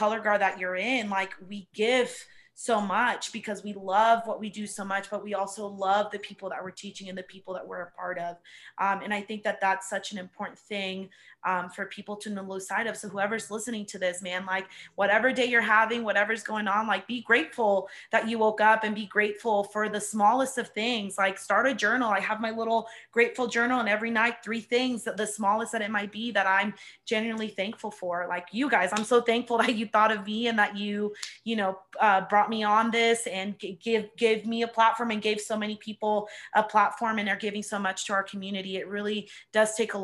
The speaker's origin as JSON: {"language": "English", "town": "Cypress", "region": "Texas", "country": "United States", "moved": "yes", "said": "I'm originally from Cypress in Houston, Texas. It's like a suburb area"}